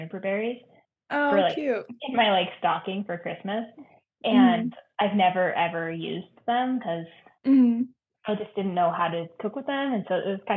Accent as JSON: {"language": "English", "region": "Nevada", "country": "United States", "tie": "born or raised there", "moved": "yes", "said": "I grew up in Nevada near where the Donner Party died"}